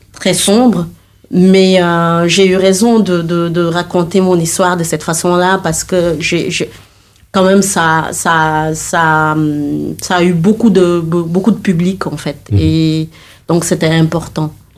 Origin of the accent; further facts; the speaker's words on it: Senegal; je viens du Sénégal